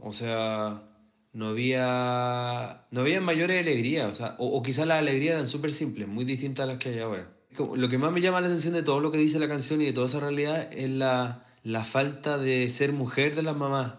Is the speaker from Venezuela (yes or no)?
no; Santiago, Santiago Metropolitan Region, Chile; Yo nací en La Cisterna, que es bastante similar a San Miguel por lo demás